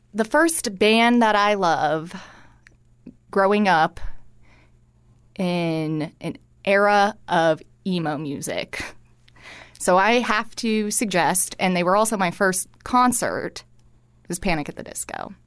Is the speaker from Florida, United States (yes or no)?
yes; Cooper City, Florida, United States; moved away; I grew up in Fort Lauderdale in what I often joke is the last of suburbia out there, um, in Cooper City, Florida